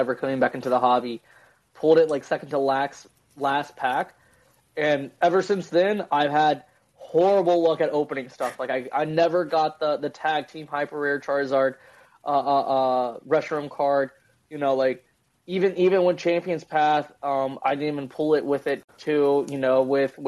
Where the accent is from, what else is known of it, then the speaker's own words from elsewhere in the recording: Virginia, United States; I'm from Virginia